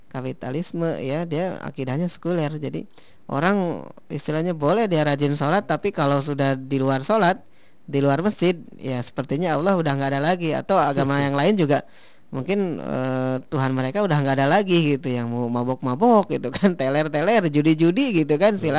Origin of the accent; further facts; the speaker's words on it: Kuningan, West Java, Indonesia; Jadi saya di kampung saya di Kuningan tuh cerita gitu ada orang yang dulu ya Bandar Bawang ya Bandar Bawang kan di daerah sana di dekat saya